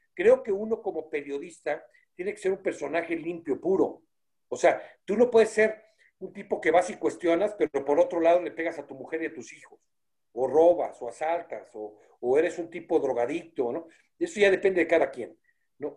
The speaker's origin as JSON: {"language": "Spanish", "country": "Mexico", "said": "como mexicano"}